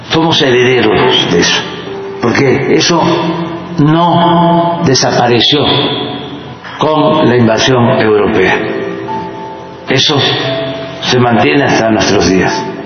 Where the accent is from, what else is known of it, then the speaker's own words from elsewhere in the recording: Mexico; yo soy humanista mexicano.